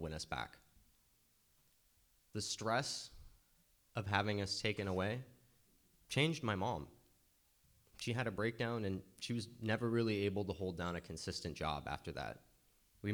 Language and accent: English; Walnut Creek, California, United States; also born or lived in Berkeley, California; I was born in Walnut Creek.